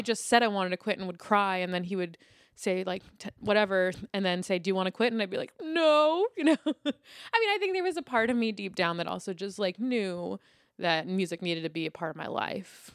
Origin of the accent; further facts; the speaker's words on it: New York City, New York, United States; I grew up in Lower Manhattan